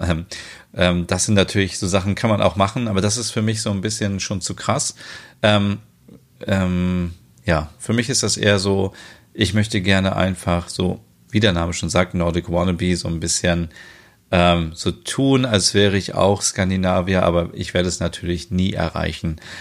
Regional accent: Germany; Bei uns in Deutschland

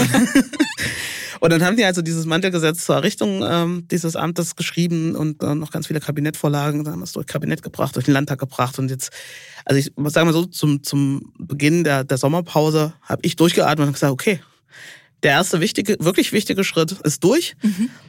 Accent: Hohenwarte Dam, Thuringia, Germany; also born or lived in Saalfeld / Erfurt; Ich bin an der Hohen Wartetalsperre aufgewachsen bei meinen Großeltern

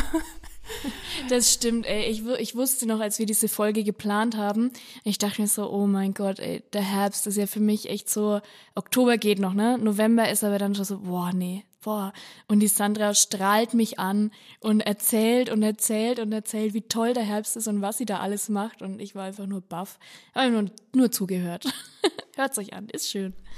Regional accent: Upper Franconia, Bavaria, Germany; ich komme aus Oberfranken, da dominiert einfach die Bierkultur

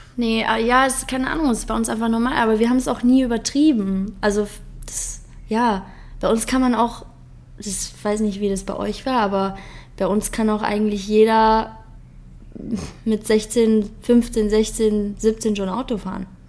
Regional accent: Frankenberg, Hesse, Germany; also born or lived in Munich; now in Eifel, Germany; bei uns in Hessen

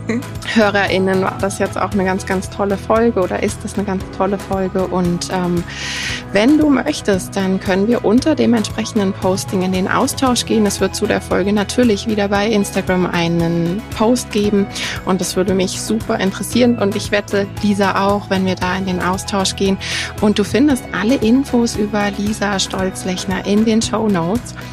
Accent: Germany; bei uns in Deutschland

